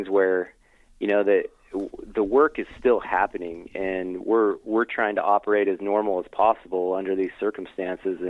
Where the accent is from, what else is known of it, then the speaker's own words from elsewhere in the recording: Utah, United States; growing up in Utah County